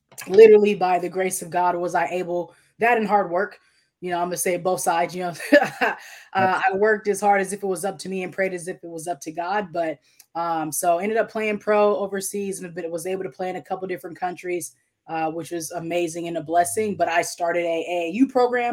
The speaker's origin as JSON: {"language": "English", "town": "Tacoma", "region": "Washington", "country": "United States", "moved": "yes", "said": "I'm from Tacoma, Washington originally"}